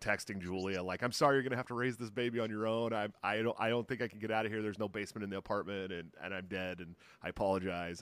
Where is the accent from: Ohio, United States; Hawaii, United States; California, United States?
California, United States; now in Urbandale, United States; I'm from California where I'm just used to earthquakes.